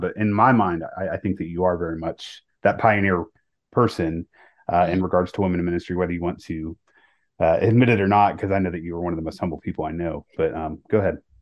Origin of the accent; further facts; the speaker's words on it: the South, United States; also born or lived in Charlotte, North Carolina; I was born in the South